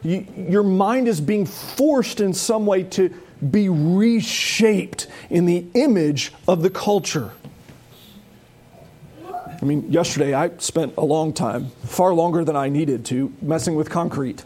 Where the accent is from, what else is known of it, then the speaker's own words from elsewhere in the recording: United States; as American Christians